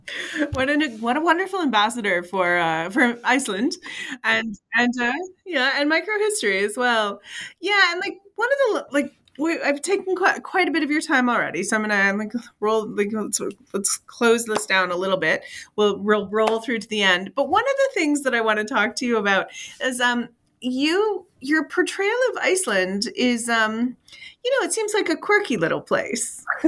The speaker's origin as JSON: {"language": "English", "region": "Michigan", "country": "United States", "said": "I'm from Michigan in the, which is, uh, we have serious winters"}